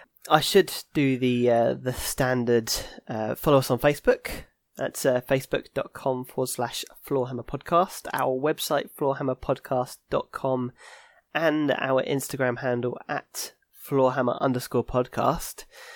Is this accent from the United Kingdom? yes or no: yes; Staines, South East England, United Kingdom; I mean, we're from Staines, I know people.